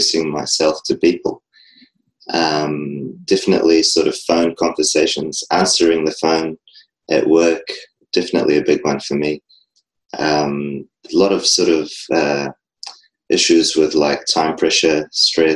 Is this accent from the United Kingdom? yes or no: no; New Zealand; I'm from New Zealand.